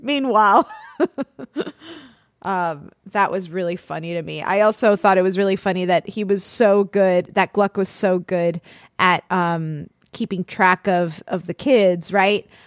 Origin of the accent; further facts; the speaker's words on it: Florida, United States; I'm from Florida.